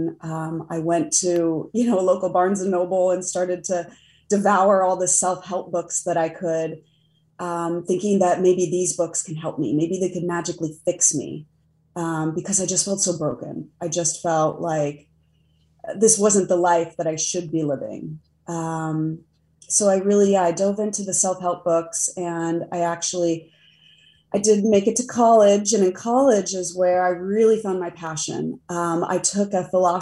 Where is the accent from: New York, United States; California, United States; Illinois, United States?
California, United States; Del Mar; now in Pittsburgh, United States; But I grew up in San Diego in a little beach town called Del Mar